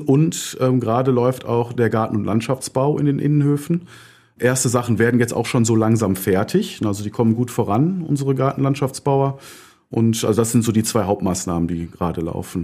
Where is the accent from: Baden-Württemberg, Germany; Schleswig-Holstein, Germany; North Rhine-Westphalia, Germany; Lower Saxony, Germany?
North Rhine-Westphalia, Germany; Düsseldorf; komme ich aus dem Düsseldorfer Norden, gebürtig, aus Angermund und bin auf der Graf-Engelbert-Straße aufgewachsen